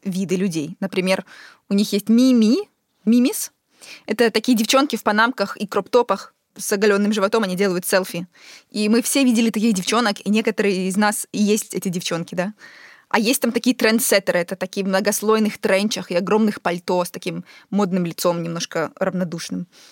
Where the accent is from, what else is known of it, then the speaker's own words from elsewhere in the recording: Ukraine; moved away as an adult; also born or lived in Europe; я когда уехала из Украины и э, переехала в Европу